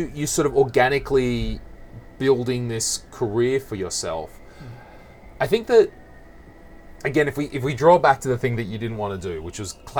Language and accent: English; Australia; accent: Australian; I have also scrubbed off my Australian accent for the most part.